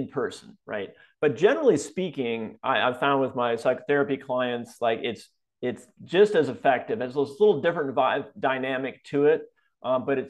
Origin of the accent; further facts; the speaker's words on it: Wisconsin, United States; also born or lived in California; now in Florida, United States; I grew up in Wisconsin, so I have a lot of family and friends still there